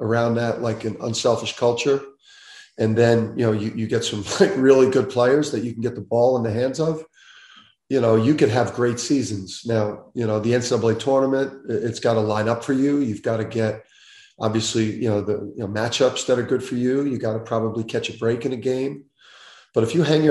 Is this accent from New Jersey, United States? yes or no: yes; Jersey City, New Jersey, United States; growing up in Jersey City